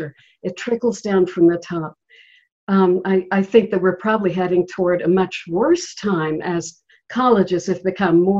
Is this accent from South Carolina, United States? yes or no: yes; Charleston, South Carolina, United States; Charleston is my hometown